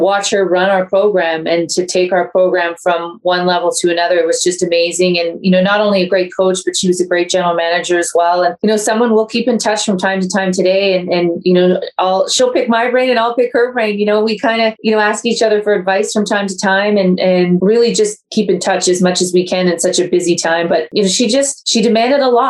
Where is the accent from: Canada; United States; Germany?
Canada; Ontario; moved away as an adult; now in Calgary, Canada; I've lived here for almost 17, 18 years, and I'm from Ontario